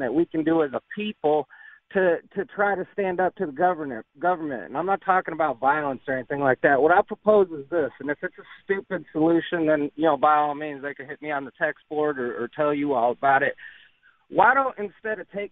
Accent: New York, United States; moved away; I'm from New York

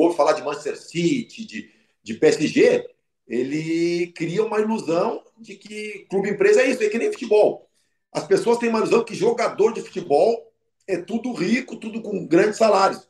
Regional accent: Porto Alegre, Rio Grande do Sul, Brazil; eu sou de Porto Alegre

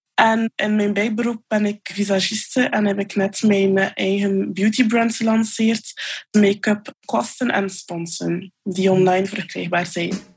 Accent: Poperinge, Flanders, Belgium; Ik ben van Popringen

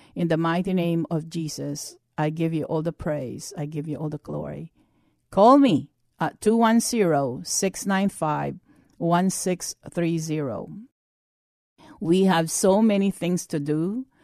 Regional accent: United States; as an American Christians

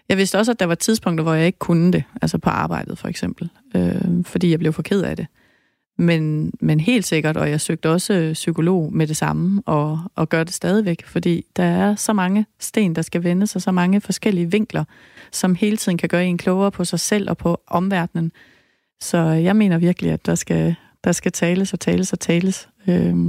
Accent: Lebanon; Danish is a second language; now in Denmark; Jeg kommer fra Libanon.

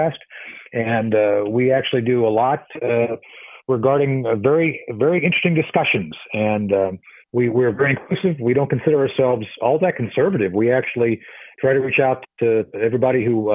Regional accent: Lisbon, Portugal; now in United States; I grew up in Lisbon, Portugal in the 70s

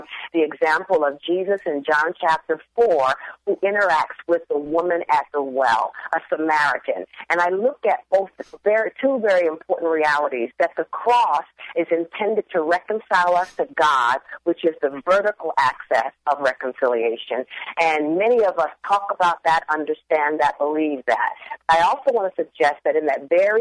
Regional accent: Trenton, New Jersey, United States; moved away as an adult; also born or lived in California / Chicago; now in Seattle, United States; I grew up in a family of four in Trenton, New Jersey

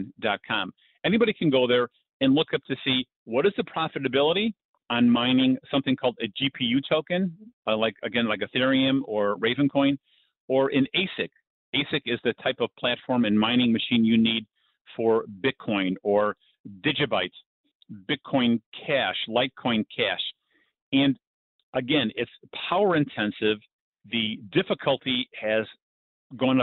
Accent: Chicago, Illinois, United States; we're both from Chicago

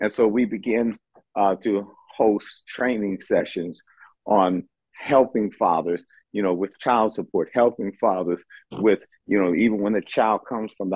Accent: Oakland, California, United States; I'm from Oakland, California, born and raised there

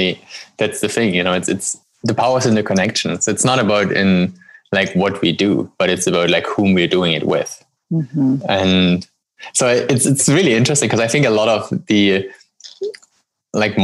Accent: Germany; moved away; I grew up in Germany

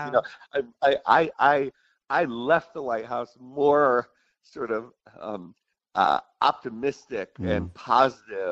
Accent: Buffalo, New York, United States; I grew up in Buffalo, New York

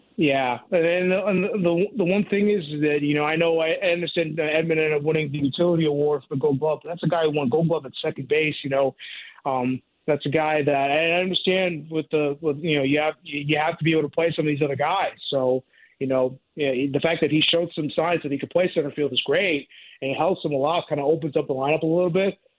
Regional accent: New York, United States; now in St. Louis, United States; I grew up in New York as a Yankees fan

